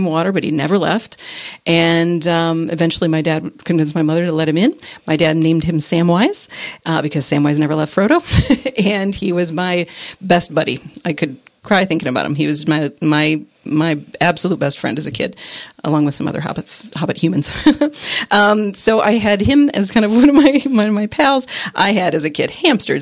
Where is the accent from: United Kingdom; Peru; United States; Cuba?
United States; Michigan; I grew up rurally in Michigan